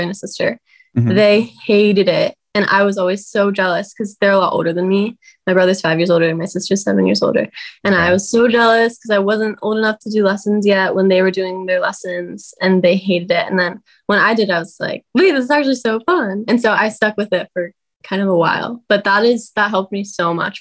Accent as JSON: {"language": "English", "town": "Tustin", "region": "California", "country": "United States", "tie": "born or raised there"}